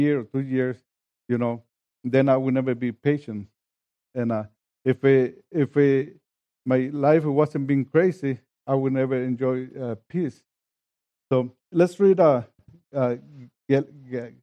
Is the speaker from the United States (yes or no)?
no; Mexico; English is a second language; moved away; I come from Mexico, I crossed the border, I come to a country where I didn't speak the language